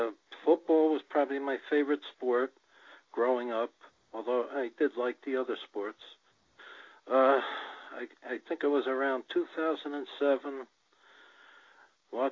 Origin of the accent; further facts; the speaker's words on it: New Jersey, United States; I grew up in New Jersey